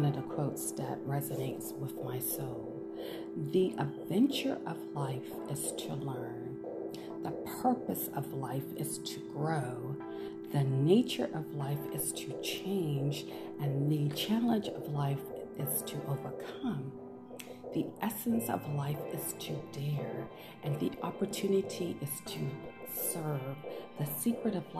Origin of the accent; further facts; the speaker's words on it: Washington, District of Columbia, United States; moved away as an adult; also born or lived in Charlotte, North Carolina / Phoenix, Arizona; I'm originally from Washington, D.C., grew up in the Washington, D.C. area, and I attended elementary school, junior high, and high school in the Washington, D.C. area